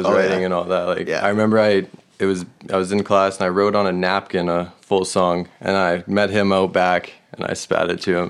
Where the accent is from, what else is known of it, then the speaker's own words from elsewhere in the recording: Kelowna, British Columbia, Canada; Born and raised here in Kelowna.